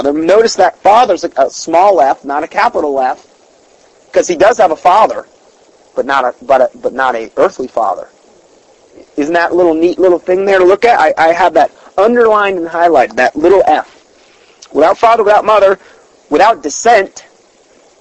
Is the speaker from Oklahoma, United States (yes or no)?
no; Salem, Ohio, United States; I was born in Salem, Ohio